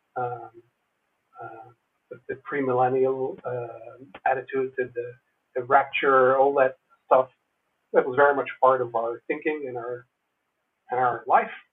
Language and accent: English; Netherlands; moved away as an adult; also born or lived in United States; I grew up in the Netherlands as an American evangelical